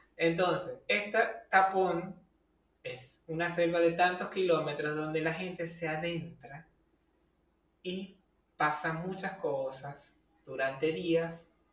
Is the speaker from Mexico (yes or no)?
no; Venezuela; moved away; nuestro país, donde somos originarios nosotros, que es Venezuela